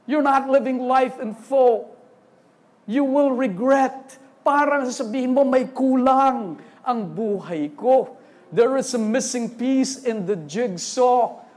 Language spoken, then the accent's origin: Tagalog; Eastern Visayas, Philippines; first language Waray; Sorry, waray po ako. Eh. Waray, parang nalilito ako. Waray kami.